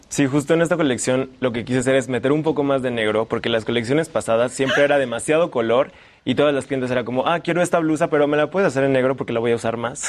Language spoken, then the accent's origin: Spanish; Guanajuato, Mexico; now in Mexico City, Mexico; soy de Guanajuato